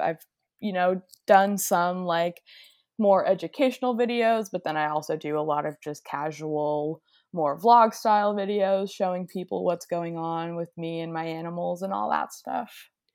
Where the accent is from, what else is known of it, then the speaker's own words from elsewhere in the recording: Nova Scotia, Canada; where I grew up in Nova Scotia, there's not many reptiles. So Nova Scotia is like on the east coast of Canada.